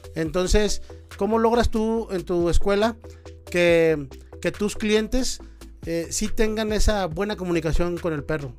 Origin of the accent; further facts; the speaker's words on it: Monterrey, Nuevo León, Mexico; yo soy de Monterrey, este, cerca de la frontera